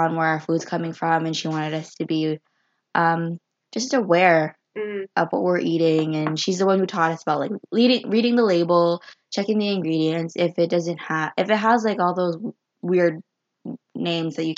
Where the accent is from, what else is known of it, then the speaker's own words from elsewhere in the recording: Canada; me and my family were there and that we're from Canada